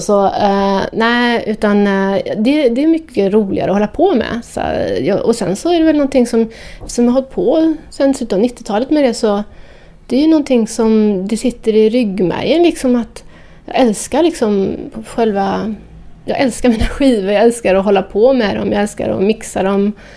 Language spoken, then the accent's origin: Swedish; Partille, Västra Götaland, Sweden; moved away as an adult; also born or lived in Amsterdam; gick ut då på klubbarna i Göteborg där jag växte upp. Jag kommer från Björnamen i Partille utanför Göteborg